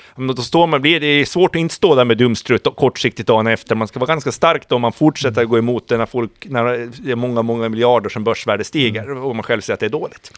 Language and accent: Swedish; Åland Islands; som ålänning